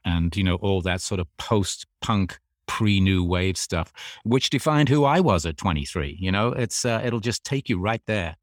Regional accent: England, United Kingdom; growing up in England

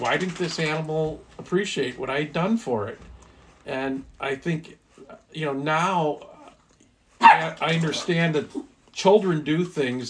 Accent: Highland Park, Illinois, United States; born or raised there; also born or lived in Erie, Pennsylvania / Vernon Hills, Illinois / Highwood, Illinois

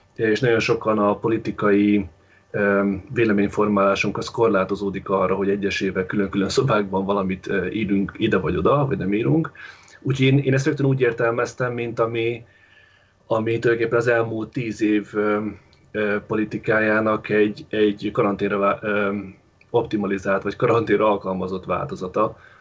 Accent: Baja, Bács-Kiskun, Hungary; moved away; Én Baján vagyok, Bácskiskun megyében, itt születtem és itt vagyok kettő hónapja

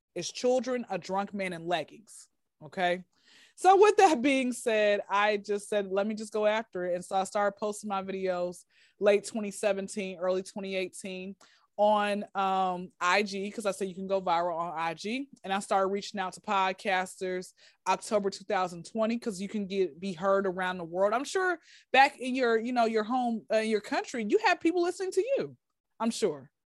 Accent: Atlanta, Georgia, United States; born and raised in Atlanta

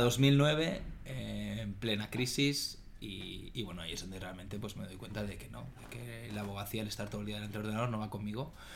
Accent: Barcelona, Catalonia, Spain; soy un chico de Barcelona, Em, tengo 36 años, casado, sin hijos. Eh, estudié, estudié aquí, tanto el colegio como la universidad

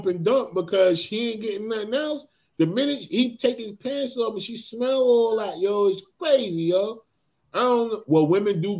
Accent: New Jersey, United States; I'm from Jersey

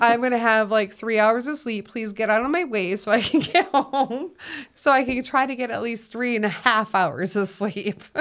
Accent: Minnesota, United States; moved away as an adult; now in Utah, United States; I'm from Minnesota.

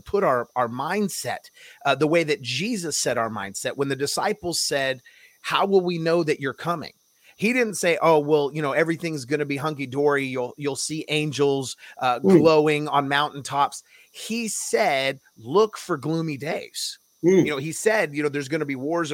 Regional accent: California, United States; moved away; I was born and raised in California and I moved away from there

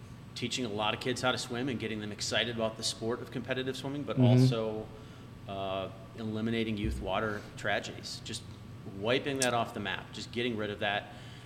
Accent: Fox Point, Wisconsin, United States; moved away as an adult; also born or lived in Milwaukee, Wisconsin / Twin Cities, Minnesota; now in Stillwater, United States; I'm originally from Milwaukee, Wisconsin

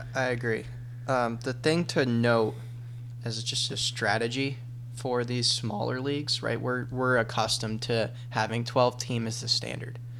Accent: Rochester, New York, United States; moved away; I'm I'm originally from Rochester, New York

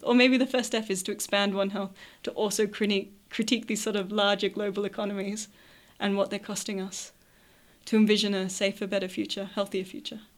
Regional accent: Australia; speaking as an Australian

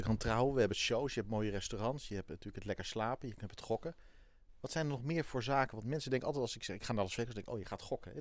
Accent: Netherlands; ik ben een Hollander

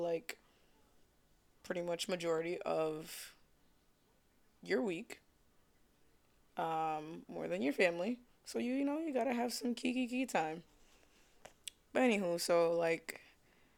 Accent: New York City, New York, United States; accent: New York; Originally from Brooklyn or whatever, if y'all can't tell by my New York accent

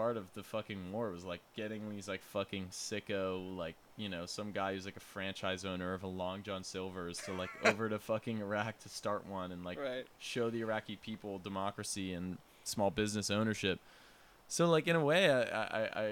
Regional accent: United States; as an American, from an American perspective

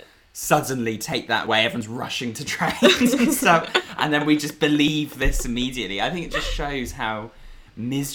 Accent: Exeter, South West England, United Kingdom; moved away as an adult; also born or lived in Bristol; now in London, United Kingdom; I come from Exeter, where I'm currently stuck.

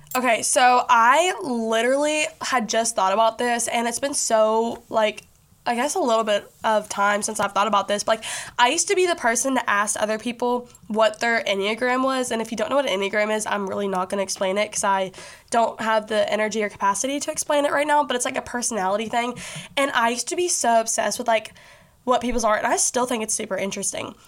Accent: Bowling Green, Kentucky, United States; also born or lived in Nashville, Tennessee; it's in Bowling Green, Kentucky. That's where I live. That's where I have grown up, you know, most of my life

